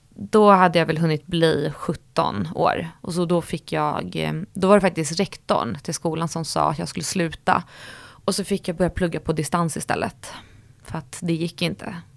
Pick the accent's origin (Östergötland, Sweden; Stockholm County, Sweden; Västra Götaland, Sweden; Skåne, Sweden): Stockholm County, Sweden; Stockholm; jag växte upp i Sköndal där jag bodde med mamma och pappa